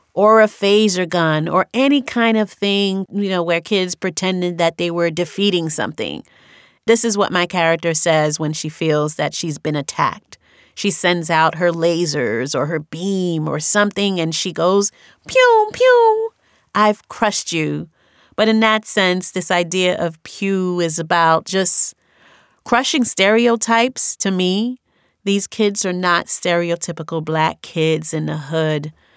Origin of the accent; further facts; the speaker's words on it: New York City, New York, United States; accent: New York; also born or lived in Haiti; I grew up in New York, and this New York accent is very specific